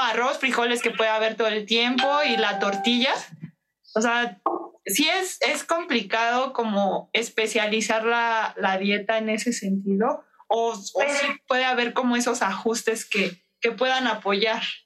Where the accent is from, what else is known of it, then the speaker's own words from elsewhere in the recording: Mexico; como mexicanos tenemos, o sea, la idea, las abuelitas nos dicen